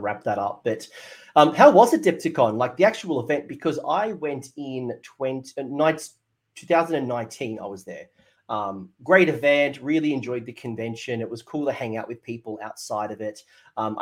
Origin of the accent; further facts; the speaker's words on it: Australia; me as an Australian